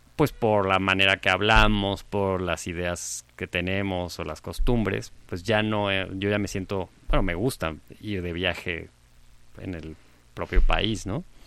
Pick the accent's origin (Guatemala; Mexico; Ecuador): Mexico; todos sabemos que somos mexicanos, porque está en nuestra acta de nacimiento, no sé, por haber nacido en este territorio